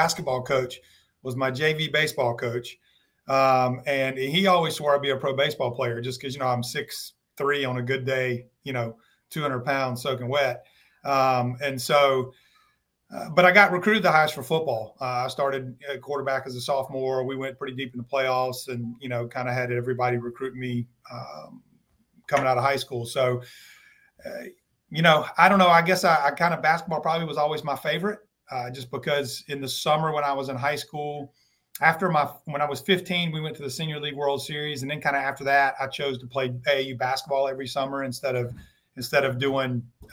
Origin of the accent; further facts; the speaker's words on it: Kernersville, North Carolina, United States; I grew up in Kernersville and started playing basketball and baseball when I was six